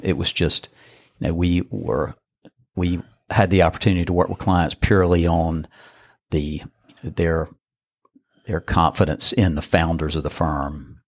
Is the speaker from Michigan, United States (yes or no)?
no; Burlington, North Carolina, United States; I grew up in Burlington, which was, uh, thirty minutes away, right down the road